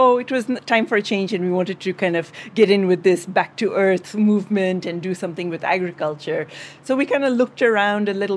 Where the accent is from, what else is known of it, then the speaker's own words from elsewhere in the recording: Kenya; moved away as an adult; also born or lived in India / Upper Peninsula of Michigan; now in United States; I was born in India, but I grew up in Kenya, in East Africa, all my life